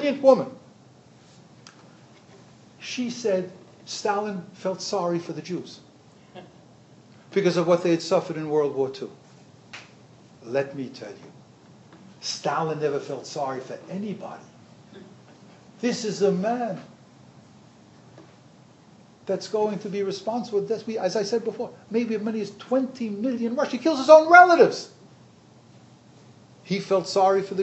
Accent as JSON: {"language": "English", "town": "New York City", "region": "New York", "country": "United States", "tie": "born or raised there", "said": "I grew up in the Golden Land in Brooklyn"}